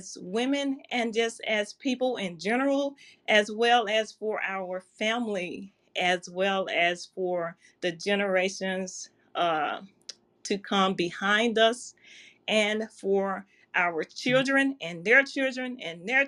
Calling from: Memphis, Tennessee, United States; I am calling in from Memphis, Tennessee

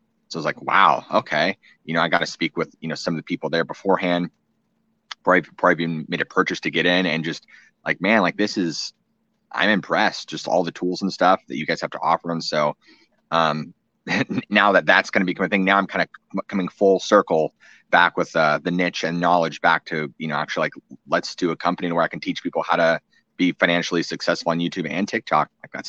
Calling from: Goldendale, Washington, United States; A little town outside in Washington State called Goldendale, kind of out in the middle of nowhere.

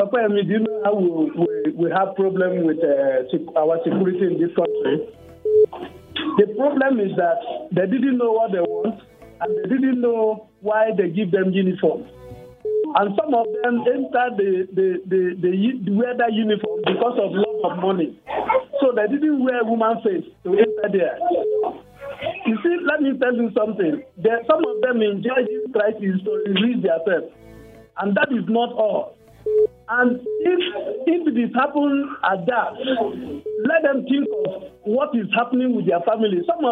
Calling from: Apata, Oyo, Nigeria; from Apata.

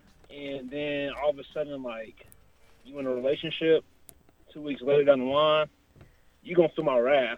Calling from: Kansas City, United States; I'm calling from Kansas City right now.

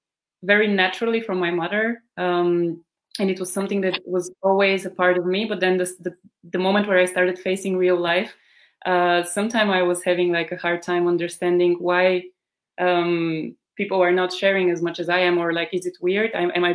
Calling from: Bulgaria; Maybe first to say I'm joining from Bulgaria right now. This is where I am quarantined, or like half quarantined right now.

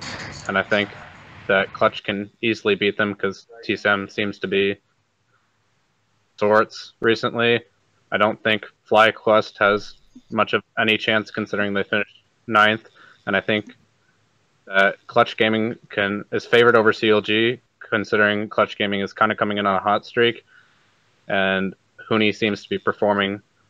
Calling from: East Lansing, Michigan, United States; East Lansing, Michigan.

